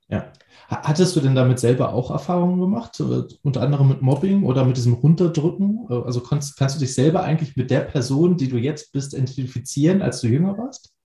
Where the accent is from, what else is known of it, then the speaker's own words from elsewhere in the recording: Hamburg, Germany; Ich als Hamburger